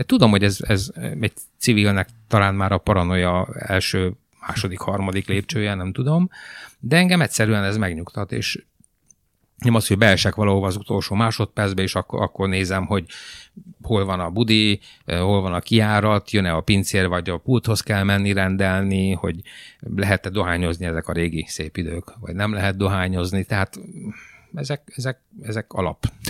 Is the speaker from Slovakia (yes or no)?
no; Timișoara, Timiș County, Romania; first language Hungarian; moved away as an adult; now in Hungary; Temesváriként 650 km a tengerparttól